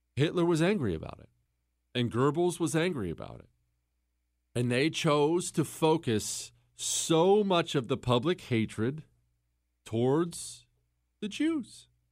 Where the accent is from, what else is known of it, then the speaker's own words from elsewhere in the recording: Montana, United States; also born or lived in Ohio; when we moved from Ohio to Montana when I was ten years old